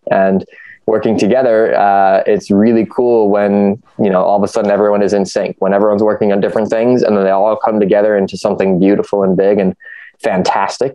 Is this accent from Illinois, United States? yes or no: no; Ohio, United States; I grew up in the Midwest. I grew up in the state of Ohio. I've been here my whole life